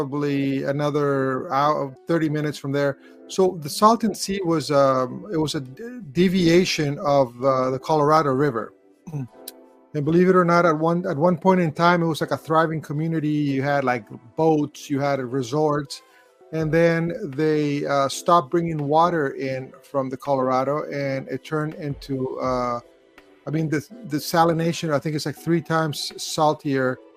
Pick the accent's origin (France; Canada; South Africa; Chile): Chile; also born or lived in Los Angeles area; now in Los Angeles, United States; I was born in Chile.